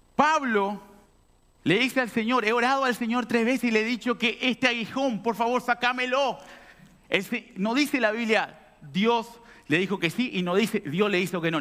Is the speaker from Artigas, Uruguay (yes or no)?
yes; Artigas, Uruguay; also born or lived in Montevideo; now in Montenegro; cuando salí de Artigas a Montevideo. Yo soy artiguense, allá del, del norte.